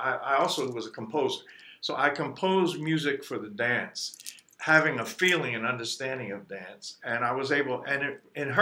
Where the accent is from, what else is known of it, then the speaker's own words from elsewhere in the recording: Philadelphia, Pennsylvania, United States; I grew up in South Philly.